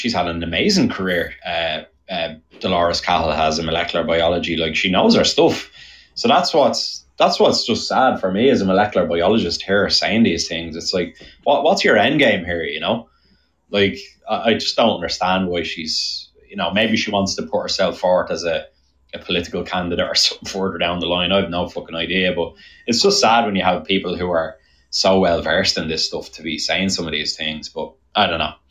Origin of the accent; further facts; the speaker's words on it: Ireland; accent: Irish; now in Charlestown, United States; as soon as somebody hears my accent here, like I get the whole family tree